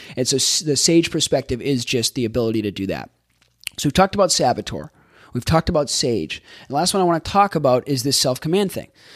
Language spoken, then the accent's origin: English; Boston, Massachusetts, United States; I'm from Boston, and I grew up in a, um, the Northeast